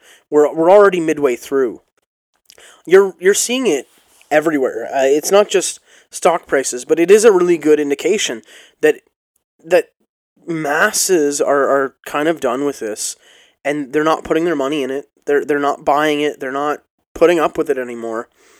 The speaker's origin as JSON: {"language": "English", "country": "Canada", "said": "There was no teams. It was, we're all Canadian. We're all small-town hockey-playing Canadian."}